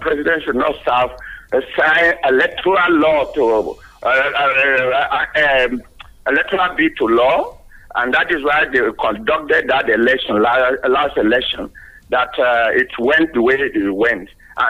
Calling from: Yaba, Lagos, Nigeria; From Yaba.

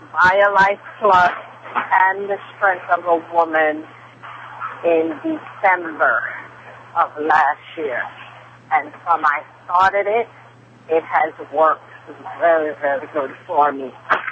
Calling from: New York City, New York, United States; Yes, I am calling you from Queens, New York.

